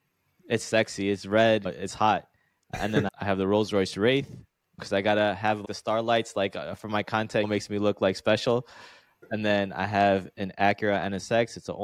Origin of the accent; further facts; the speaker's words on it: Chicago, Illinois, United States; It was in Chicago, my hometown